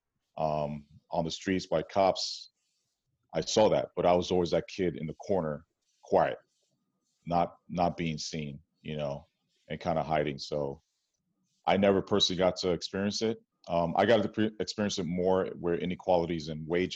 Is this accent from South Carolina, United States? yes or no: no; New York City, New York, United States; moved away as an adult; now in Oakland, United States; growing up in New York City, Washington Heights, predominantly Dominican and Jewish neighborhood